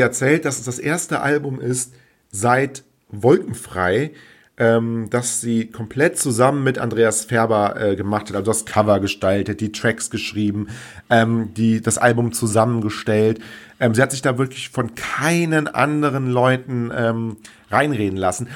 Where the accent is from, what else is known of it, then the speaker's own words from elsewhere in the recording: Rhineland, Germany; bei uns im Rheinland